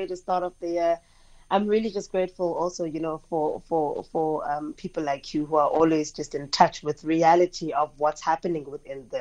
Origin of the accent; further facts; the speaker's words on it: Gqeberha, Eastern Cape, South Africa; my hometown, Gqeberha